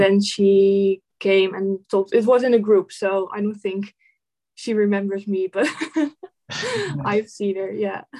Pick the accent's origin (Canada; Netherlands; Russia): Netherlands; I'm from the Netherlands.